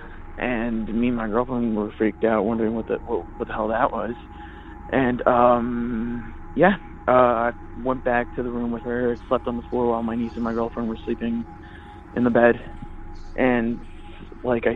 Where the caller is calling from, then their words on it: Redondo Beach, California, United States; I'm calling from Redondo Beach